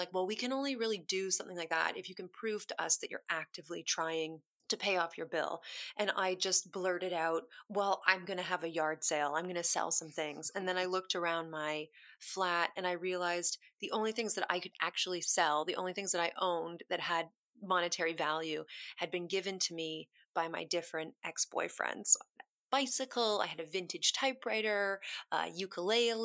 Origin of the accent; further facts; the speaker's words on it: Kitchener, Ontario, Canada; moved away as an adult; also born or lived in Toronto; now in London, United Kingdom; I grew up in a place called Kitchener-Waterloo, which is outside of Toronto.